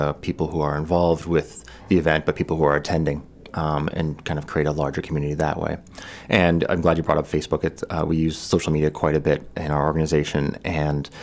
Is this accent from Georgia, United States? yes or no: no; Kennebunk, Maine, United States; I grew up in Kennebunk, although I'm not originally from Maine. I spent my life here.